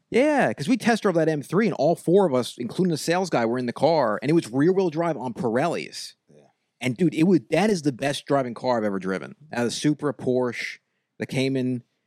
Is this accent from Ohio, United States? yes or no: no; Long Island, New York, United States; I'm from Long Island.